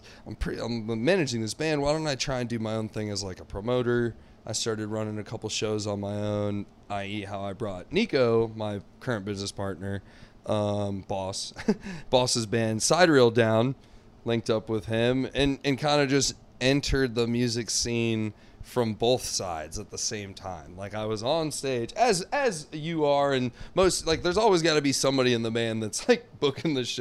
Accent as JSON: {"language": "English", "region": "South Florida", "country": "United States", "tie": "born or raised there", "also_born_or_lived": "Texas / Coral Springs, Florida / Parkland, Florida / Naples, Florida", "said": "raised in South Florida. First, Coral Springs, Parkland"}